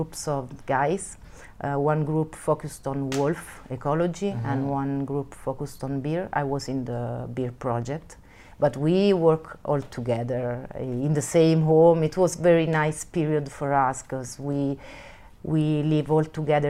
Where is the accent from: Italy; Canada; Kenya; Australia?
Italy; Rome, Lazio; English is a second language; moved away as an adult; now in Pescasseroli, Italy; I was born in Rome, so I'm not from here, and I decided later to move from the city to Pesca Sorolli here in the national park.